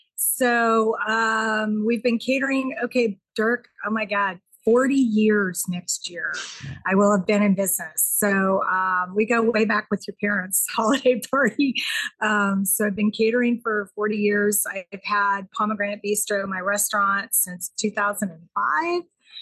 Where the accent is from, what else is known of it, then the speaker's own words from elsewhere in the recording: the South, United States; now in Redmond, United States; I'm from the South.